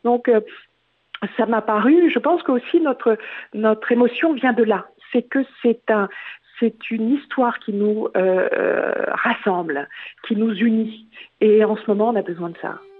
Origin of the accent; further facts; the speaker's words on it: France; moved away as an adult; now in London, United Kingdom; je suis française, même si euh, euh, j'ai un pied depuis 25 ans à Londres